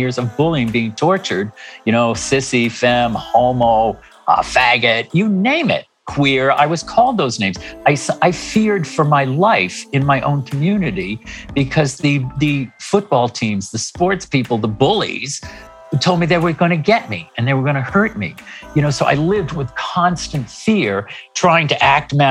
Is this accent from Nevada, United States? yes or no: no; Hingham, Massachusetts, United States; moved away; also born or lived in New York City; I grew up in Massachusetts in a small town on the South Shore called Hingham